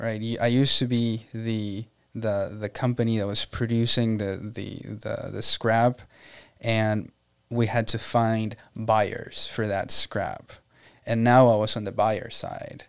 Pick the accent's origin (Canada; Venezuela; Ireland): Venezuela; moved away as an adult; now in Tampa, United States; I was born and raised in Venezuela, Venezuela, and um, I came here April 10 of 2011